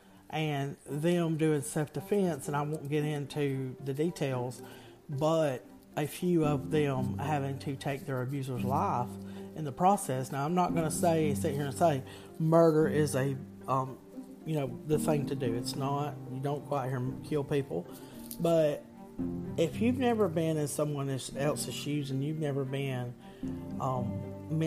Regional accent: the South, United States; I'm from the South

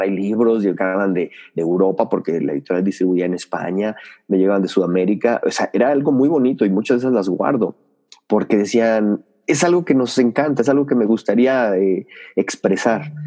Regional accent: Mexico City, Mexico; nací en Ciudad de México, eh, soy chilango, como les dicen por allá

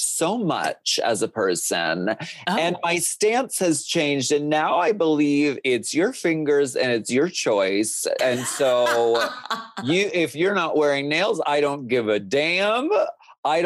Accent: Erie, Pennsylvania, United States; moved away; I grew up in Erie, Pennsylvania

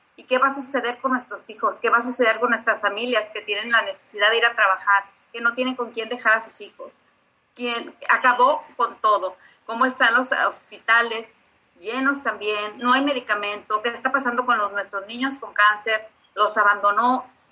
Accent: Mexico; now in Brownsville, United States; la mexicana orgullosa

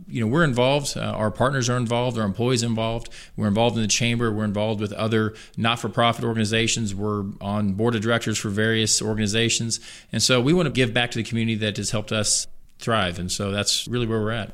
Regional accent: Columbia, Missouri, United States; I was born and raised in Columbia. Lived here my entire life, all forty-three years

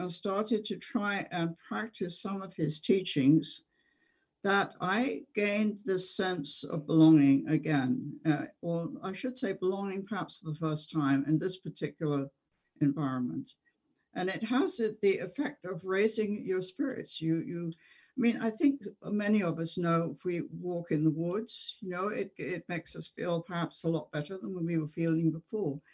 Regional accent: England, United Kingdom; moved away as an adult; as a child growing up in England

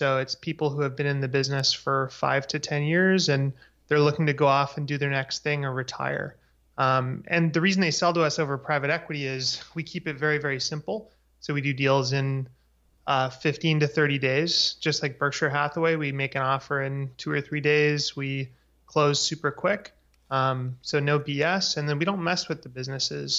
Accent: Vancouver, British Columbia, Canada; also born or lived in Victoria, Canada; I grew up in Vancouver, Canada

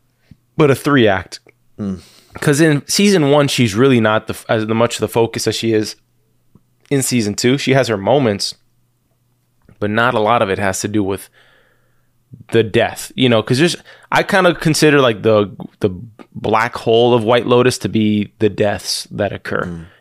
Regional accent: East of England, United Kingdom; I'm from Essex, mate.

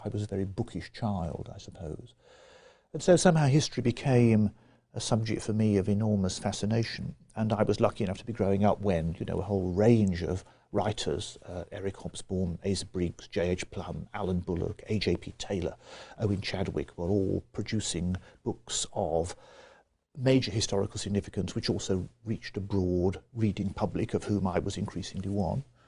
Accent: Birmingham, West Midlands, United Kingdom; I grew up in Birmingham. I was born in nineteen fifty, and on the western side of Birmingham

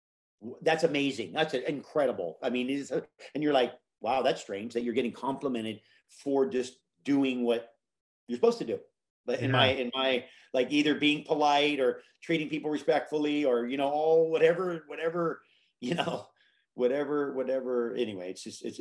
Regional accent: Hawaii, United States; my mom took me to Hawaii as a child, and that I grew up in Hawaii

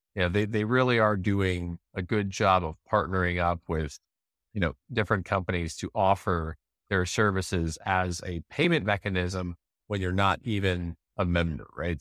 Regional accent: United States; I'm an American

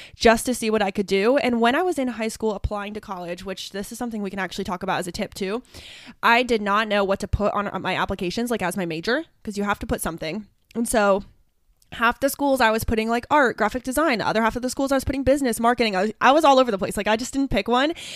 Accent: northern Ohio, United States; a super, super small town in northern Ohio, s, like, literally directly two hours north of Columbus, Ohio

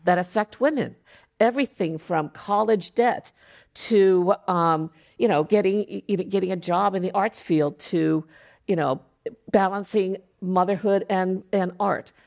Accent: Japan; now in United States; I grew up in Japan, so being five foot two was not a big deal

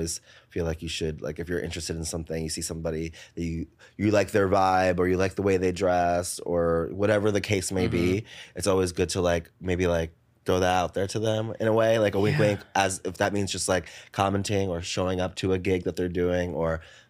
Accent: New Jersey, United States; also born or lived in Paterson, New Jersey / Saddle Brook, New Jersey; now in New York City, United States; I grew up in Jersey.

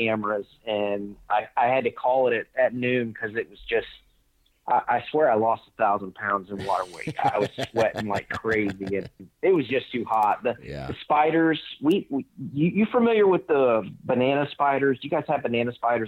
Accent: Northwest Florida, United States; moved away as an adult; also born or lived in Colorado; I grew up in the Southeast in Northwest Florida

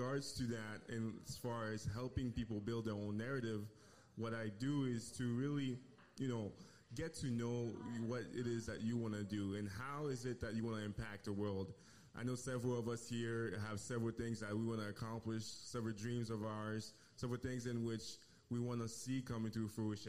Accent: Haiti; moved away; Originally, I'm from Haiti

